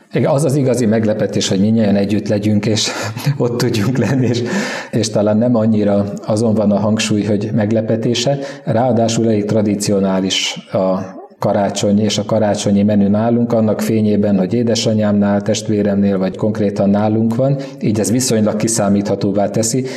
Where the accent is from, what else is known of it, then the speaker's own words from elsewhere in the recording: East Békés, Hungary; Kelet Békés, mert onnan származom